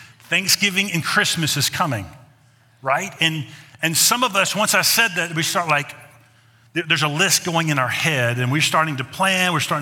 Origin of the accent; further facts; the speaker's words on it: the South, United States; When I was growing up in the South